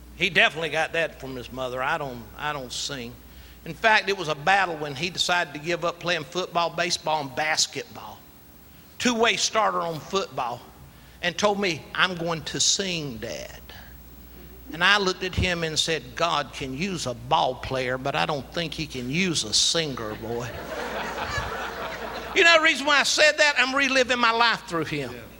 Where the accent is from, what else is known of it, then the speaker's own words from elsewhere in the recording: Latta, South Carolina, United States; moved away; also born or lived in Columbia; I'm a country boy. I was born in Latta, South Carolina